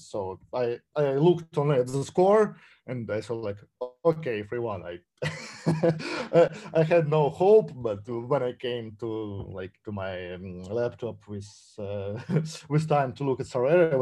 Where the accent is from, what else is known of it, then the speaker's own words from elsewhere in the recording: Saint Petersburg, Russia; Zenit St. Petersburg, the team from my hometown